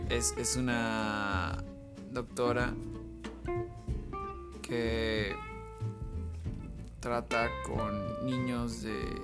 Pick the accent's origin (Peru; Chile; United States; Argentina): United States; Spanish is a second language; yo soy estadounidense y... Um, eh, me gusta mucho México.